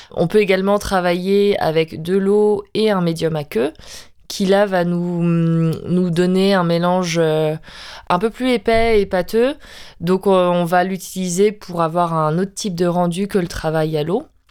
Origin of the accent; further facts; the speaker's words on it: Brittany, France; je suis bretonne